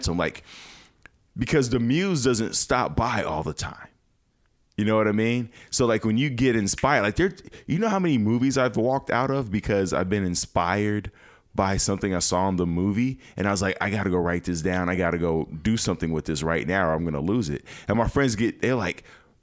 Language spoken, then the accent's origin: English; Chicago, Illinois, United States; now in Los Angeles, United States; I'm from Chicago. Chicago is one of the greatest cities in the world.